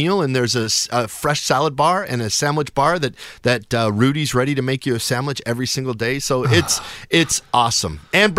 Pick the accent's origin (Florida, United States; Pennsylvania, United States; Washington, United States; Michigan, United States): Washington, United States; Shoreline; I grew up in what is now Shoreline. So I grew up in Richmond Beach. Went to Einstein Middle School and Shorewood High School. So North End. Dad is still in the same house 50 years later. So I'm a North End from the North End of Seattle.